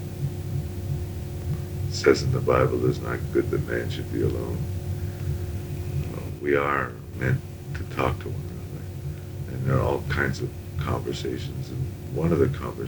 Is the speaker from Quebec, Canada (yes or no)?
yes; Montreal, Quebec, Canada; growing up in Montreal